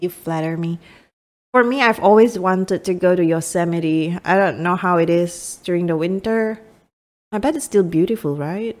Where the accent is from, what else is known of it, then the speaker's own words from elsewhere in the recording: Miri, Sarawak, Malaysia; moved away as an adult; my hometown is, um, in Miri, which is a city in Malaysia.